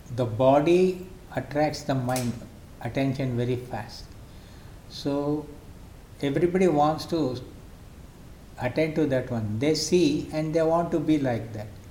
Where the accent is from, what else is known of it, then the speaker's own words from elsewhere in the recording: Mysore, Karnataka, India; now in Bangalore, India; born and brought up in Mysore city. I had my education completely in Mysore